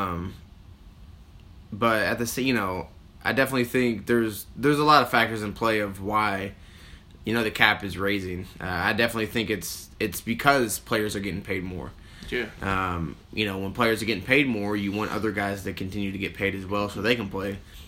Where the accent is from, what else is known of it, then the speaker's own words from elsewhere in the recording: Kentucky, United States; we're from Kentucky